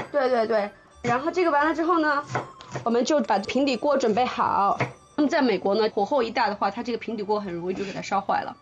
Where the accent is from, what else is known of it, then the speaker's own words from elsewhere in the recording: southern China, China; 因为我是南方人